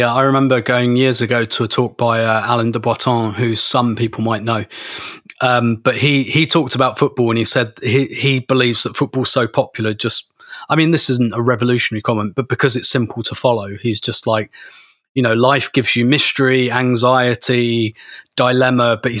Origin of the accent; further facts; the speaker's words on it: United Kingdom; I'm British, so of course I'm emotionally repressed.